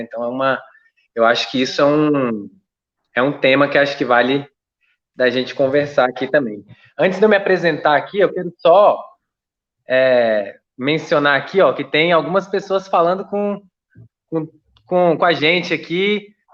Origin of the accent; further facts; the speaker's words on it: Brasília, Federal District, Brazil; eu sou aqui do DF